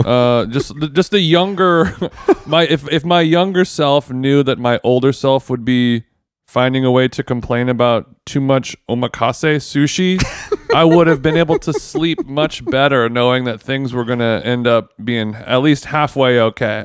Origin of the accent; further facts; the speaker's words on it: Los Angeles, California, United States; Los Angeles, my hometown